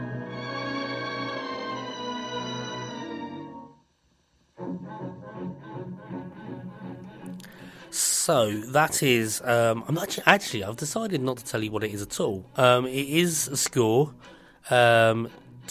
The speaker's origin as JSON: {"language": "English", "region": "London", "country": "United Kingdom", "said": "being a Londoner"}